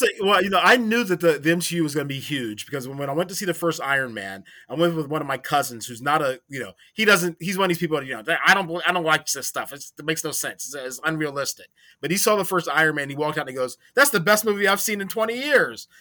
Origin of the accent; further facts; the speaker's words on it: Maryland, United States; I grew up in Maryland